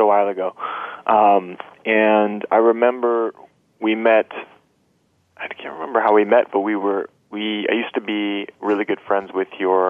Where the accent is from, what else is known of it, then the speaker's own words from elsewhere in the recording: Fairfield, Iowa, United States; I grew up in Fairfield, Iowa, which is a spiritual community in the southeast Iowa area. It's about 10,000 people, half of whom meditate